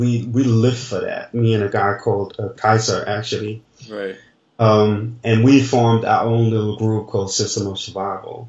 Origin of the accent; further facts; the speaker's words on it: Denmark; moved away as an adult; now in France; I grew up in Denmark